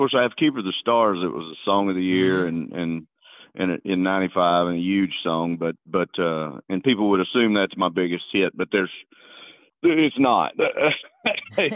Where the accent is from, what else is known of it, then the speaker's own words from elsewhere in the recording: Beaumont, Texas, United States; my hometown in Beaumont